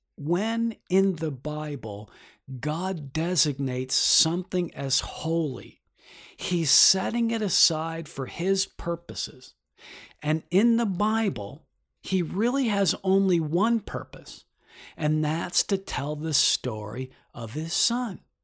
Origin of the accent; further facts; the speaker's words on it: Detroit, Michigan, United States; now in New York, United States; I'm from Detroit